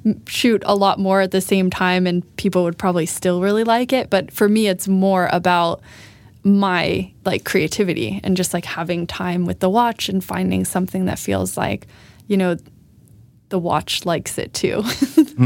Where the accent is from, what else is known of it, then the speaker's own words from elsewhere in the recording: Florida, United States; moved away as an adult; now in Sweden; I am American from Florida.